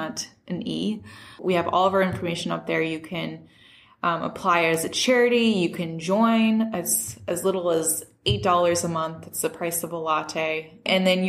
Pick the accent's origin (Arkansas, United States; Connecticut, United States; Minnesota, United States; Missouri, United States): Missouri, United States; St. Louis; moved away as an adult; also born or lived in San Francisco; I'm originally from St. Louis. I came back here